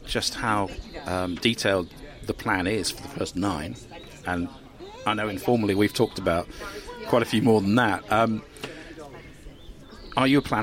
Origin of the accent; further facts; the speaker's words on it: Cambridge, East of England, United Kingdom; in my neck of the woods when I grew up in Cambridge